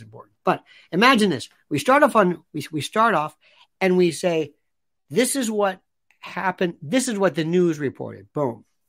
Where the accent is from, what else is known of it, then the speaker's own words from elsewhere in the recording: Florida, United States; Growing up in Florida